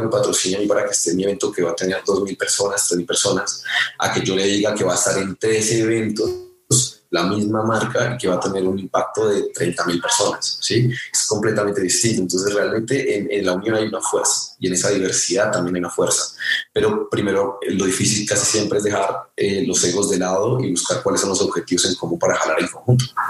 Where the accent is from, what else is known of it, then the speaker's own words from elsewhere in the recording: Sogamoso, Boyacá, Colombia; moved away as an adult; also born or lived in Los Angeles; yo soy de Sogamoso, Boyacá, crecí en el campo